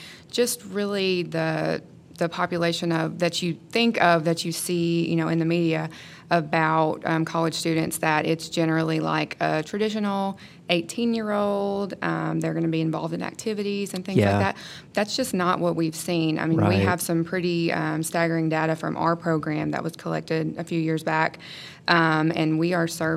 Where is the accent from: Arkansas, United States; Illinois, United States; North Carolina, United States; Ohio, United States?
Arkansas, United States; Jonesboro; moved away as an adult; now in Memphis, United States; I'm actually from the Jonesboro area. But I've been in the greater Memphis area for the past about 4 years